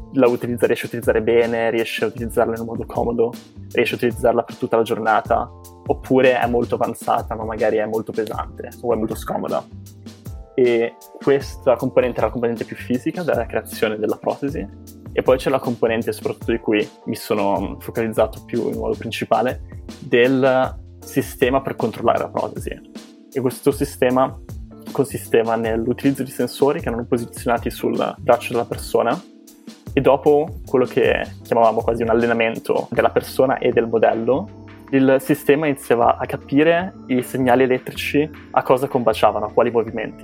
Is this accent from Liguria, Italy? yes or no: yes; Genoa, Liguria, Italy; moved away as an adult; also born or lived in England / United States; now in Boston, United States; sono originario di Genova, in cui ho passato i miei primi vent'anni